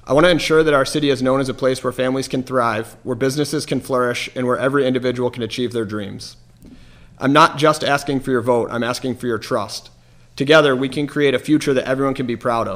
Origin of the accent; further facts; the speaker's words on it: Jamestown, New York, United States; also born or lived in Florida; I was born in Florida and moved to Jamestown when I was 10 years old